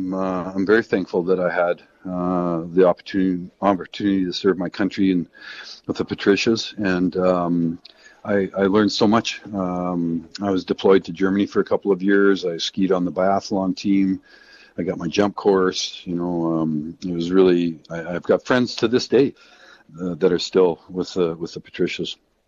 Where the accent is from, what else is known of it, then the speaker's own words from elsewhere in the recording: Canada; I just don't feel, as a Canadian right now, that the job's done.